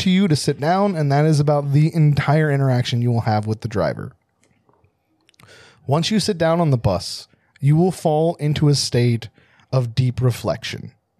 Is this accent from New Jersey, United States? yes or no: yes; New Jersey, United States; I'm not from Philadelphia. Also, I'm from New Jersey, so that's why he couldn't say Germantown right.